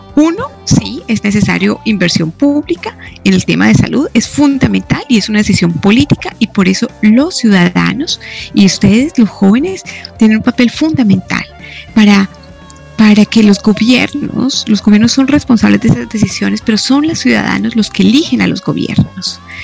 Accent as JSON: {"language": "Spanish", "country": "Colombia", "also_born_or_lived": "La Plata, Argentina", "said": "yo soy colombiana"}